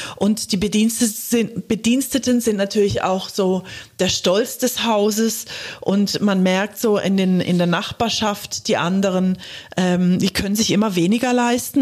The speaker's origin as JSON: {"language": "German", "country": "Germany", "tie": "born or raised there", "also_born_or_lived": "England", "said": "ich bin in Deutschland aufgewachsen"}